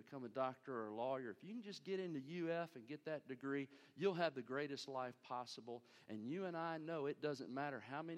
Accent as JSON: {"language": "English", "country": "United States", "said": "I'm an American"}